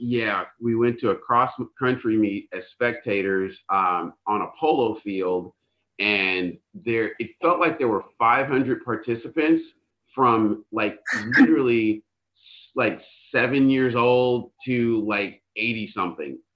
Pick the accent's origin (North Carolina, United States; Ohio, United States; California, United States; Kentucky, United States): California, United States; Northern; as a Californian, eh, I grew up in Northern California